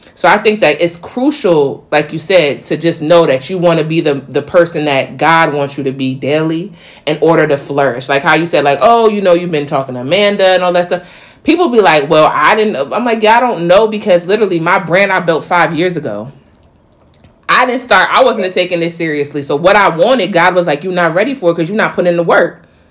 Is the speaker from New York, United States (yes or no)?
yes; New York, United States; now in North Carolina, United States; being a New Yorker and coming to South Carolina, not South Carolina, North Carolina